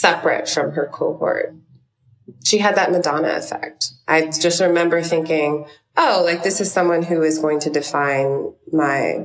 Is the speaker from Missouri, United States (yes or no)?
no; New York City, New York, United States; I'm from Brooklyn, New York